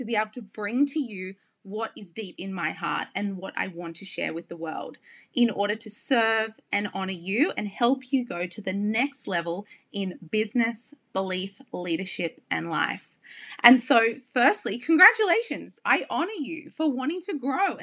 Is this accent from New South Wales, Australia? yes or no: yes; Byron Bay, New South Wales, Australia; moved away as an adult; also born or lived in New York City; I am born and bred in Byron Bay, the most easterly point of Australia, a beautiful coastal town where my true heart and soul lives. And I lived there until I was 29 when I moved to New York City.